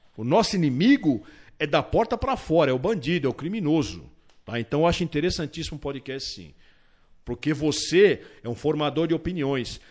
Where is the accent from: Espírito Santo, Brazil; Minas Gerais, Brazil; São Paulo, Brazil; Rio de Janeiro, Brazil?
São Paulo, Brazil; eu sou de São Paulo, a minha família é daqui